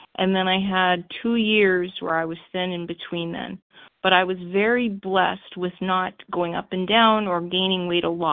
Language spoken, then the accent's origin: English; Los Angeles, California, United States; I grew up in Los Angeles, like I said, for the third time in a Jewish middle-class home.